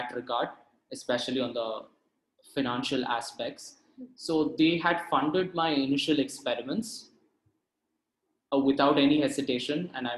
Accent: Hosur, Tamil Nadu, India; I'm from Hosur, which is about an hour or two from Bangalore

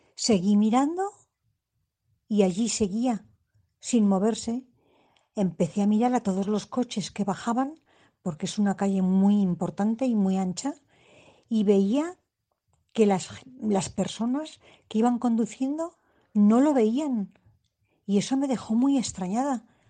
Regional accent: Madrid, Community of Madrid, Spain; yo soy de Madrid

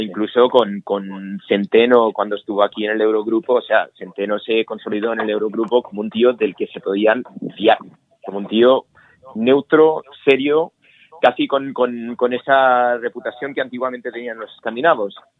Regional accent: Pamplona, Navarre, Spain; moved away; also born or lived in Lisbon; yo nací en Pamplona

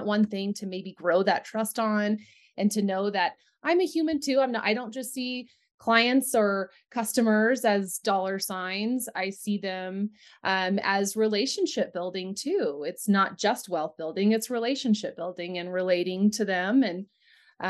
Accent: Central Texas, United States; also born or lived in Austin, Texas; now in Littleton, United States; I did grow up on a 400-acre ranch in Central Texas.

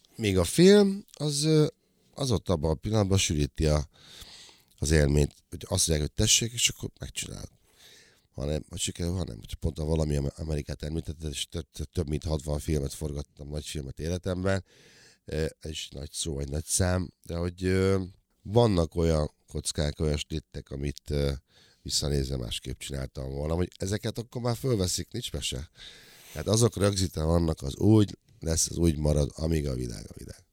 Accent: Nyírbátor, Szabolcs-Szatmár-Bereg, Hungary; moved away; Én Nyírbátorban nőttem föl, 70-ben születtem

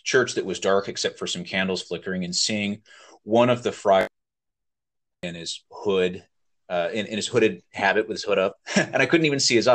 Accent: Napa Valley, California, United States; now in Oakland, United States; I grew up in the Napa Valley in California

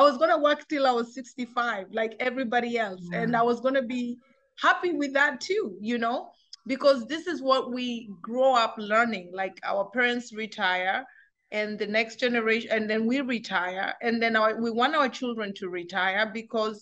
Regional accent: Kenya; moved away as an adult; also born or lived in Germany; now in United States; I grew up in Kenya. I spent 18 years of my life in Africa

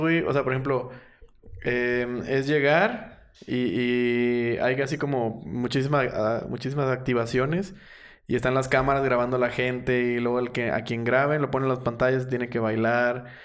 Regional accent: Matamoros, Tamaulipas, Mexico; en los noventas crecí con, con el auge de, de los vaqueros. Y aparte por, por la cercanía, o sea, yo estaba viviendo, viví en Matamoros pegado a Texas todo el tiempo

